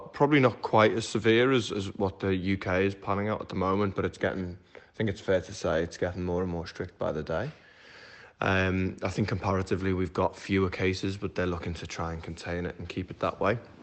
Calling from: Melbourne, Victoria, Australia; we're calling from Melbourne in Australia

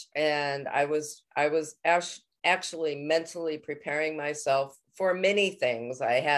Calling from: Connecticut, United States

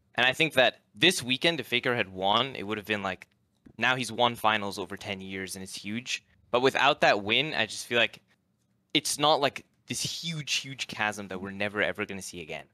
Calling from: Seattle, Washington, United States; Calling from Seattle, Washington.

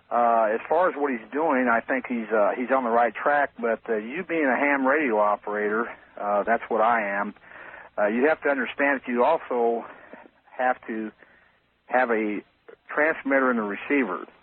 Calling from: Leavenworth, Kansas, United States; I'm calling from Leavenworth, Kansas.

